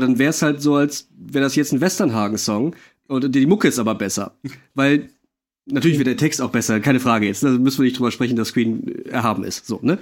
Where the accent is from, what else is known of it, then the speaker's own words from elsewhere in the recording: Monheim, Germany; aus meinem Heimatort, aus Monheim